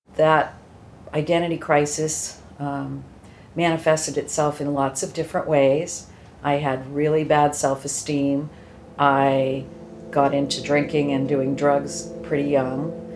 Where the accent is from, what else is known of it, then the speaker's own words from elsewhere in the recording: Shrewsbury, Massachusetts, United States; also born or lived in Hudson, Massachusetts; I grew up in a little town called Shrewsbury